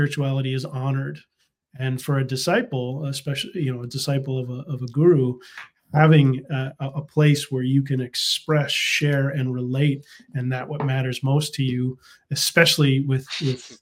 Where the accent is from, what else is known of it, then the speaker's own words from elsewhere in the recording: United States; I was raised in America